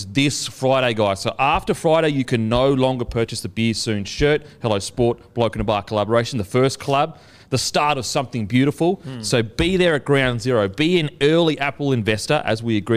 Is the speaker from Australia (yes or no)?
yes; Queensland, Australia; moved away; I was from Queensland